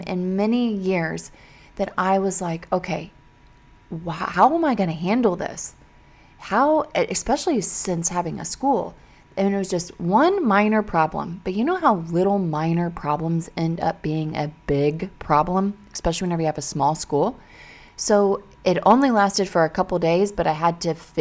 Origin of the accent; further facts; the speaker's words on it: Missouri, United States; I grew up in Missouri